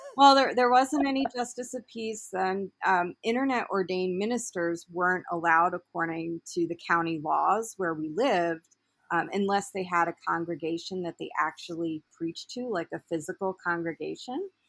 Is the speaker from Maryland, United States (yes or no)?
yes; Baltimore, Maryland, United States; moved away as an adult; I'm originally from Baltimore, and I ended up relocating up here due to relationship also